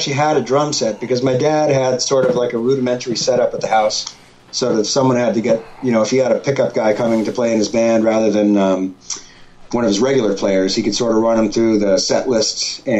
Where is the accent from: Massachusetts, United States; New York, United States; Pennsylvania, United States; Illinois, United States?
Massachusetts, United States; now in Maine, United States; I grew up in Massachusetts before I moved to Maine.